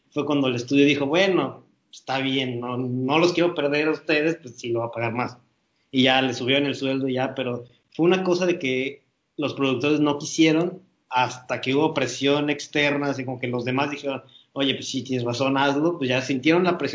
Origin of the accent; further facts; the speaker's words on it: United States; yo soy, soy estadounidense, pero mi papá sigue siendo, o sea, mi papá sí es latino, que nació en, un país de Latinoamérica